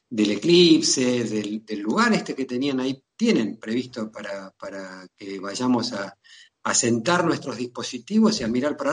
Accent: Patagonia, Argentina; a nosotros los patagónicos esa distancia no nos sorprende mucho.

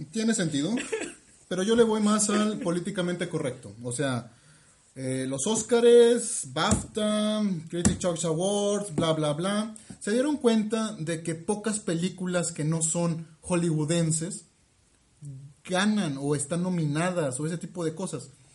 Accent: Mexico City, Mexico; moved away; en mi pueblo, Chuchurumeque

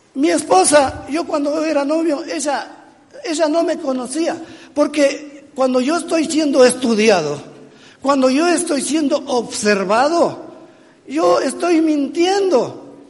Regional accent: Ecuador; Yo soy ecuatoriano, yo soy latinoamericano

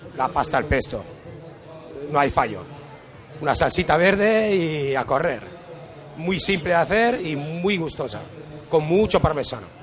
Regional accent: Italy; moved away; soy de Italia, con lo cual esto es mi terreno

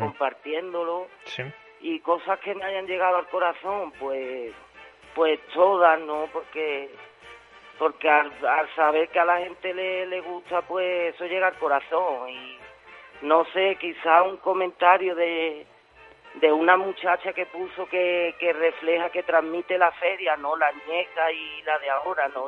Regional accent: Osuna, Andalusia, Spain; soy de Osuna

